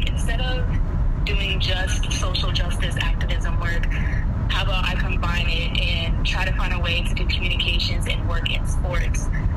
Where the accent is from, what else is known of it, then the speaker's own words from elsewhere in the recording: Woodbridge, Virginia, United States; I grew up in Woodbridge, Virginia